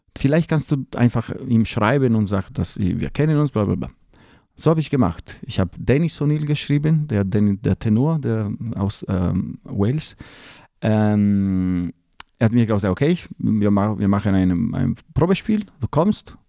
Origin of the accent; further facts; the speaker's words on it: Lake Como, Lombardy, Italy; German is a second language; moved away as an adult; ich bin im, am Kummersee in einem kleinen Dorf am Kummersee geboren und dort bin ich geblieben, bis ich 28 Jahre alt war.